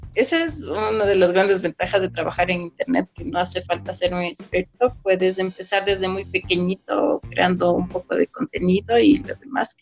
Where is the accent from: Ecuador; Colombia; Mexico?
Ecuador; yo soy de Ecuador